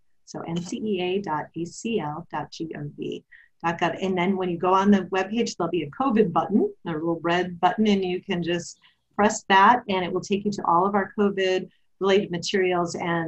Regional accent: Wisconsin, United States; now in California, United States; I grew up in Wisconsin

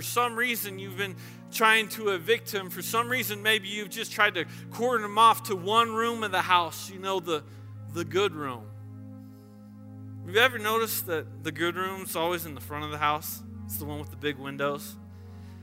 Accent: the South, United States; I grew up in the South

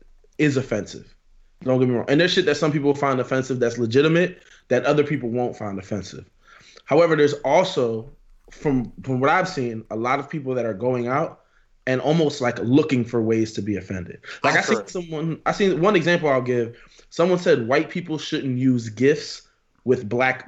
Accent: Philadelphia, Pennsylvania, United States; I'm from Philly

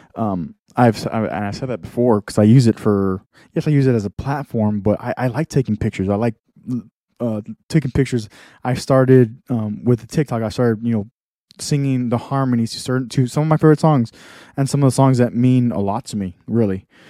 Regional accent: Texas, United States; moved away; I'm from Texas, totally different li-, lifestyle.

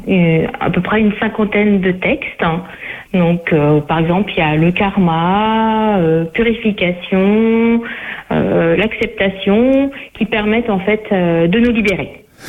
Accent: Normandy, France; je suis de Normandie

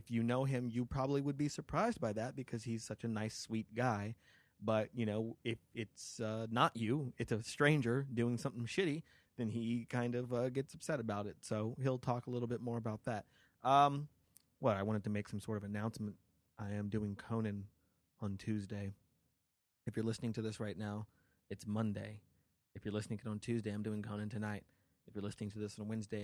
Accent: Las Vegas, Nevada, United States; now in Los Angeles, United States; my hometown, Las Vegas

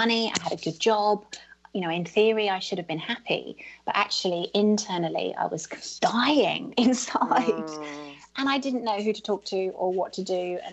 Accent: United Kingdom; I'm British

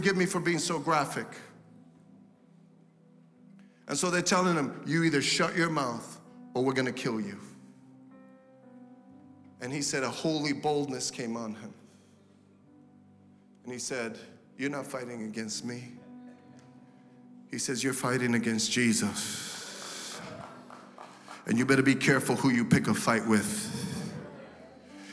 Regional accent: United States; I'm an American.

